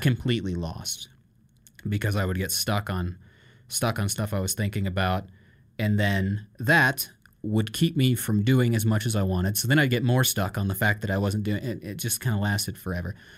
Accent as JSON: {"language": "English", "region": "Iowa", "country": "United States", "also_born_or_lived": "Ankeny, Iowa", "moved": "yes", "said": "I come from Iowa and had never seen the ocean"}